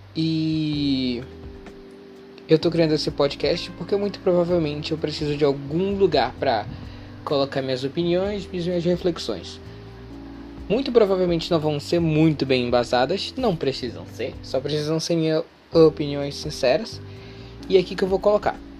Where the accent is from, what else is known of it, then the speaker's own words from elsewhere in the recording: Manaus, Amazonas, Brazil; eu sou manauara, moro no Brasil, já disse que manauara, então obviamente, é óbvio, mas às vezes preciso dizer, eu moro em Manaus